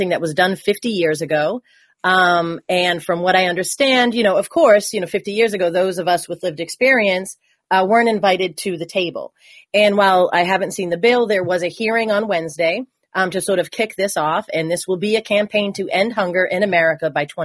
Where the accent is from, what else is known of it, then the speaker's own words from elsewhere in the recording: Massachusetts, United States; I'm from Massachusetts